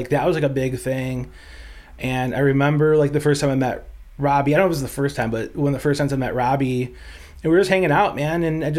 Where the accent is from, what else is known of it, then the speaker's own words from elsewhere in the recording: Buffalo, New York, United States; growing up in Buffalo, you know, it was like every radio station plays